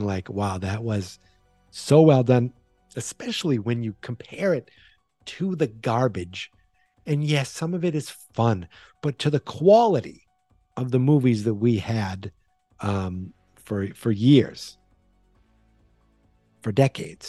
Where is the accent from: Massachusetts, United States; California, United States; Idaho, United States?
Massachusetts, United States; Boston; accent: Boston; my Boston accent